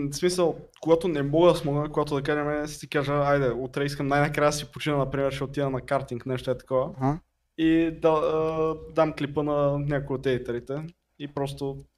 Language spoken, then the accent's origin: Bulgarian; Sofia, Sofia City, Bulgaria; А, е, от София. Найс. Nice. От София съм.